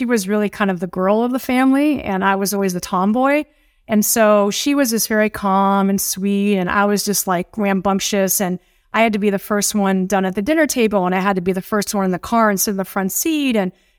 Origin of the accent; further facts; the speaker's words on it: Beverly Hills, California, United States; I grew up in Beverly Hills.